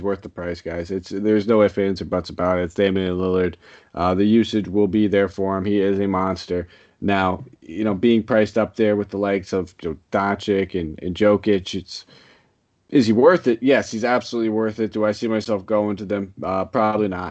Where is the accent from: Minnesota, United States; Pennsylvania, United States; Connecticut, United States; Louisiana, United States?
Connecticut, United States; I'm from Connecticut